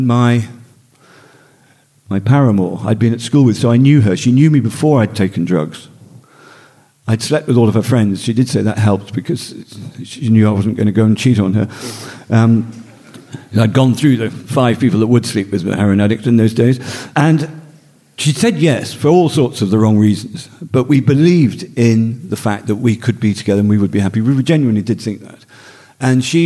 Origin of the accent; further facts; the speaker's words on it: Northumberland, North East England, United Kingdom; I grew up in Northumberland